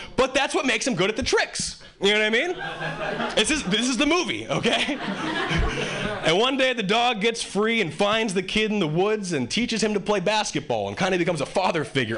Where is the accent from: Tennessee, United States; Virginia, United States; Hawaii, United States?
Hawaii, United States; moved away as an adult; now in Boston, United States; originally I was born and raised in Hawaii, and uh, three years ago, three years ago I moved to Boston.